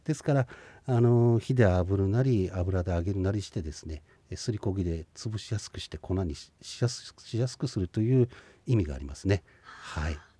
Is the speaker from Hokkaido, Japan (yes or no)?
yes; Shinhidaka, Hokkaido, Japan; 私の地元のですね新日高町マウタここの真歌山の